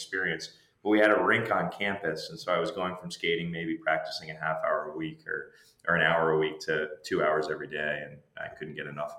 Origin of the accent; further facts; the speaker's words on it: Raleigh, North Carolina, United States; I grew up in Raleigh, North Carolina